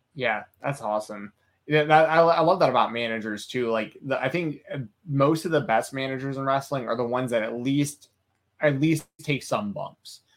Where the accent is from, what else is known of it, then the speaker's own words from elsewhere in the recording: Atlanta, Georgia, United States; I'm from Atlanta